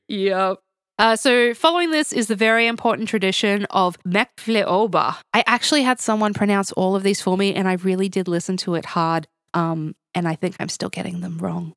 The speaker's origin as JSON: {"language": "English", "country": "Australia", "moved": "yes", "lives_now": "Tbilisi, Georgia", "said": "I'm Australian"}